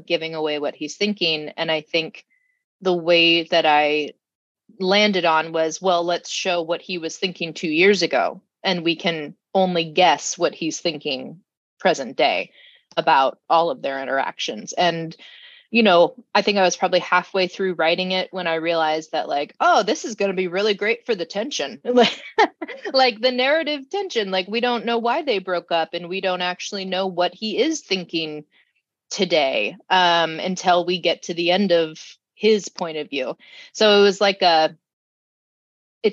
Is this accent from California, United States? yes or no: yes; Sacramento, California, United States; I was born and raised in Sacramento